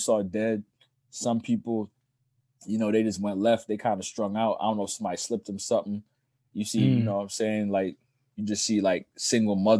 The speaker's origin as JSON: {"language": "English", "town": "Asbury Park", "region": "New Jersey", "country": "United States", "tie": "born or raised there", "moved": "yes", "said": "Asbury, to me, is home sweet home"}